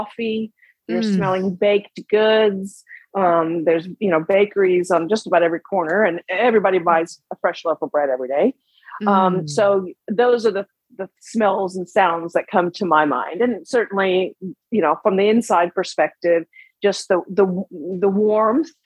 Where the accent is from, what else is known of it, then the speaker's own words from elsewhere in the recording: Oslo, Norway; moved away; also born or lived in Tjøme, Vestfold, Norway / Texas, United States; I was born in Oslo, which is the capital